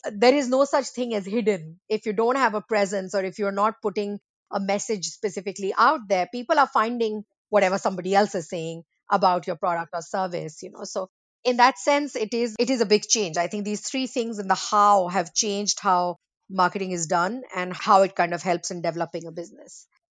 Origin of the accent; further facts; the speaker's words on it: India; moved away; I'm from India originally